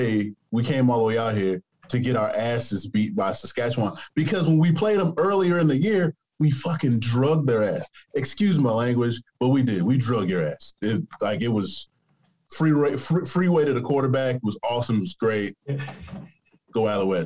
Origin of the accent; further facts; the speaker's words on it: United States; I'm American